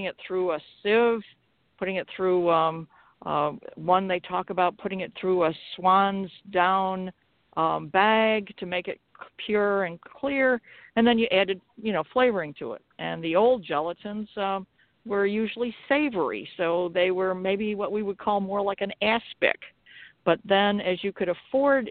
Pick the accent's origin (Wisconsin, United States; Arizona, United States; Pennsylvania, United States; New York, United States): New York, United States; LeRoy; I'm from LeRoy, New York, and that's where I'm calling from